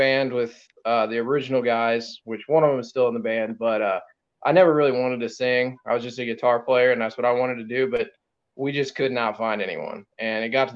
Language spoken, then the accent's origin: English; Perry, Missouri, United States; my hometown is Perry, Missouri. It's very small